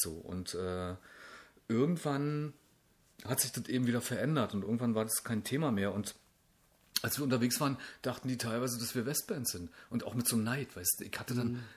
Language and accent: German; Brandenburg, Germany; ey, komm, {S0} entspann dich, ich komme aus Brandenburg.